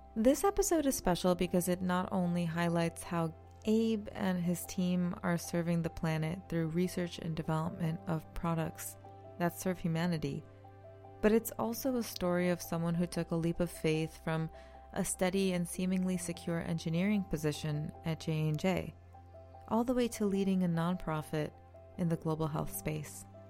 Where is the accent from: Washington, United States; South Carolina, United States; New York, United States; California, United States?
New York, United States; moved away; I'm originally from New York